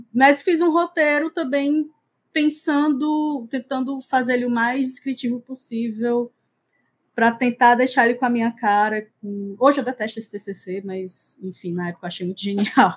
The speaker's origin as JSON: {"language": "Portuguese", "town": "Fortaleza", "region": "Ceará", "country": "Brazil", "tie": "born or raised there", "said": "eu sou de Fortaleza, nasci em Fortaleza, moro aqui até hoje"}